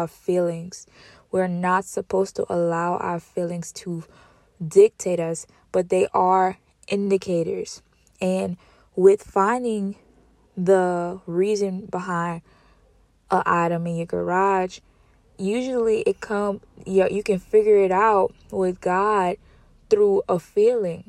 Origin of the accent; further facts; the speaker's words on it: Louisiana, United States; I'm from Louisiana, and we only really got two seasons